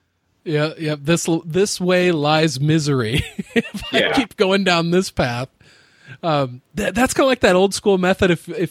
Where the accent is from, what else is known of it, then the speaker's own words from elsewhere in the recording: Iowa, United States; I grew up in the Midwest. I've lived here my whole life, and everybody around me calls it pop.